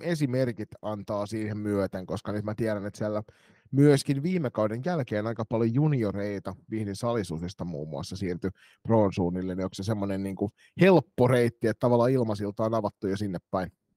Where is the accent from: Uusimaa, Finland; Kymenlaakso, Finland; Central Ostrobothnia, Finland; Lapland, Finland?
Kymenlaakso, Finland; Kotka; now in Turku, Finland; mun kotikaupungissa ne oli niitä sisäänpäin kääntyneitä kotkalaisia